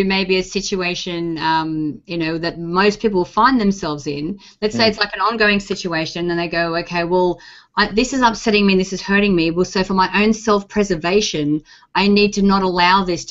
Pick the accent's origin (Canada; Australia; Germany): Australia; being Australian